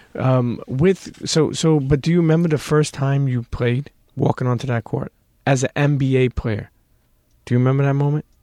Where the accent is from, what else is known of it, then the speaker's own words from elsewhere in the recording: New York City, New York, United States; We grew up in Brooklyn